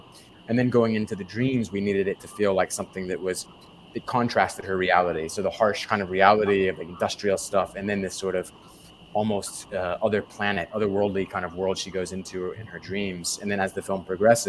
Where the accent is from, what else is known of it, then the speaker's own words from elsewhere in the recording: Jacksonville, Florida, United States; moved away as an adult; also born or lived in Atlanta / Los Angeles; I grew up in Florida, in a place called Jacksonville, Florida